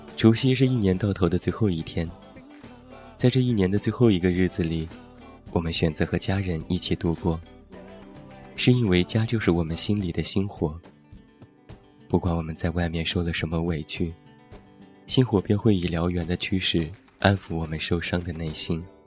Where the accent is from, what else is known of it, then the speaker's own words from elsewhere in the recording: Taiyuan, Shanxi, China; moved away; 现在在我的家乡山西太原